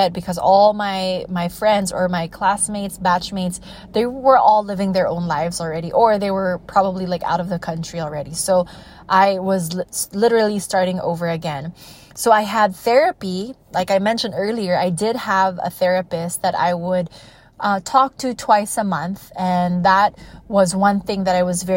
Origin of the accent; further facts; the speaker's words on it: United States; now in Iloilo City, Philippines; I grew up in the States